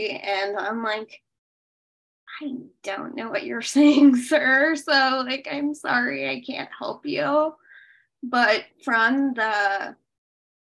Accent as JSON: {"language": "English", "town": "Boulder", "region": "Colorado", "country": "United States", "tie": "born or raised there", "also_born_or_lived": "Kolkata, India / India (boarding school)", "said": "I grew up in Boulder, which is one of the richest towns in America"}